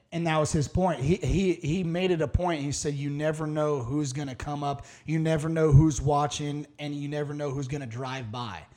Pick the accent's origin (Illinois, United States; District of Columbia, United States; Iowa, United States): Iowa, United States; moved away as an adult; also born or lived in the South; back home in Iowa